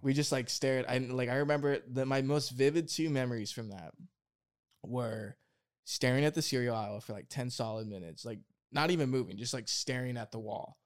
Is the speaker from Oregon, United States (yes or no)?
yes; Oregon, United States; I grew up in Oregon in the woods